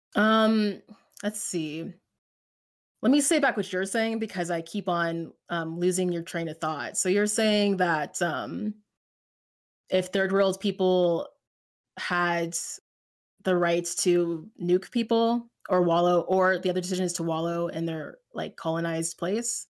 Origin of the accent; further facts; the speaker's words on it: United States; I'm American